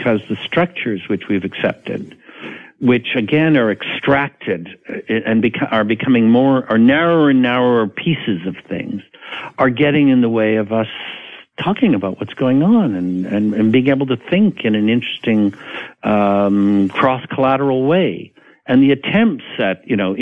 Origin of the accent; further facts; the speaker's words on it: Canada; I'm a Canadian.